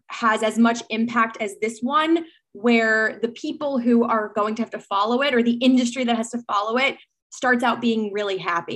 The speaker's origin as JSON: {"language": "English", "region": "New York", "country": "United States", "said": "as a New Yorker"}